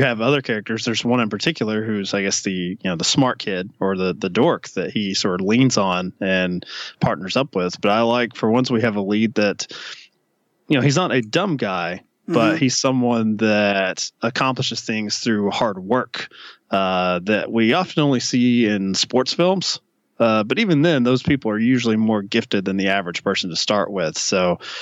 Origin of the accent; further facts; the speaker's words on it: Kentucky, United States; growing up in Kentucky